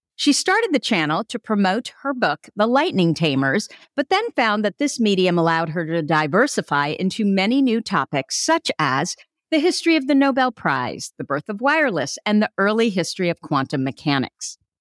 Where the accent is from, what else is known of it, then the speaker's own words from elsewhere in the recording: Burlingame, California, United States; also born or lived in Germany; now in Sonoma County, United States; I was born in Germany, but I grew up in Burlingame in Hillsboro, and I'm now in Sonoma County